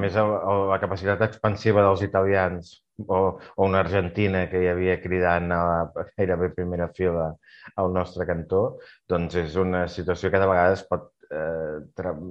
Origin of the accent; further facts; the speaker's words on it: Catalonia, Spain; com a català